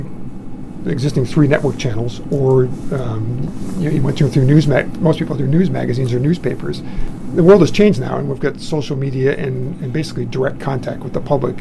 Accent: Massachusetts, United States; moved away; I grew up in Massachusetts

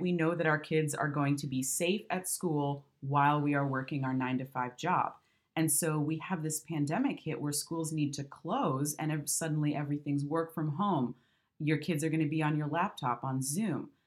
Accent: Michigan, United States; moved away; I'm from the Midwest and migrated out here

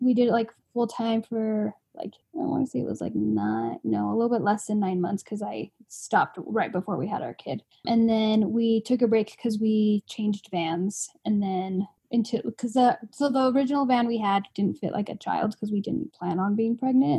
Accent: Provo, Utah, United States; also born or lived in Arizona; now in Logan, United States; I actually grew up in Provo. So it's like 2 hours south of where we live now

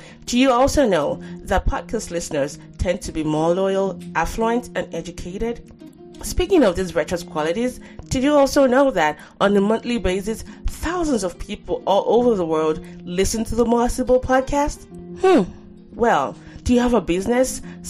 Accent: Nigeria; growing up in Nigeria

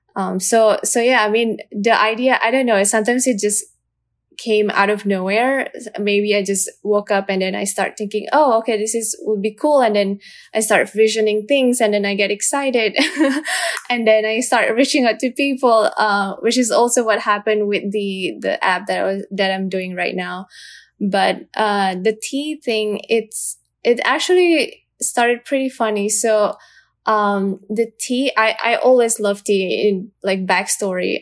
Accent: Indonesia; I am from Indonesia

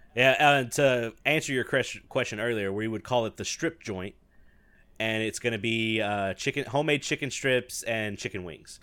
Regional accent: the South, United States; I'm from the South

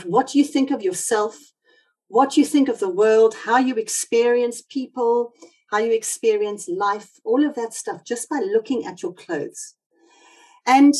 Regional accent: South Africa; accent: South African; now in United Kingdom; I've got South African roots, as you might hear from my accent

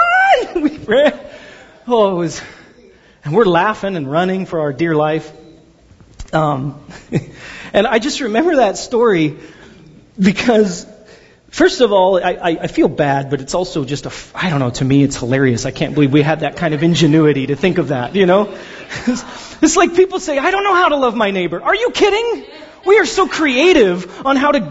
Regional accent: Pasadena, California, United States; also born or lived in Glendora; I grew up in Pasadena, but then my family and I moved out to a place called Glendora

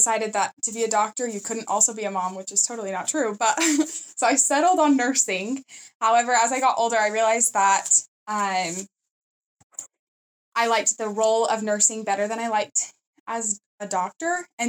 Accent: Chile; English is a second language; now in United States; I come from Chile, and I recently got accepted into the nursing program.

